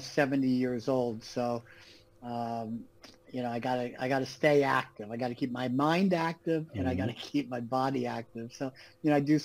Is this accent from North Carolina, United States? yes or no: no; Los Angeles, California, United States; moved away as an adult; also born or lived in New York / Manhattan / Malibu; now in Florida, United States; I was born in New York and then raised in Los Angeles